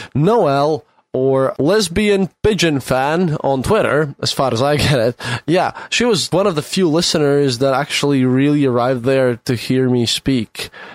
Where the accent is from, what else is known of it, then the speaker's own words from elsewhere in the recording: Latvia; i'm from latvia